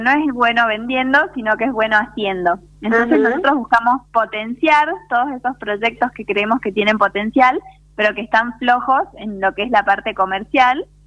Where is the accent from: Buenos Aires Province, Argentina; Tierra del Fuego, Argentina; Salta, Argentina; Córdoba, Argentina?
Salta, Argentina; also born or lived in Buenos Aires; soy de Salta, viví ah. unos años en Buenos Aires porque estudié allá, pero soy una enamorada de mi provincia, me volví porque me encanta la vida en Salta